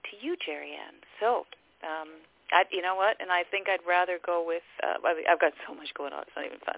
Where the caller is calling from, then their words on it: Abbotsford, British Columbia, Canada; I'm calling from Abbotsford, British Columbia.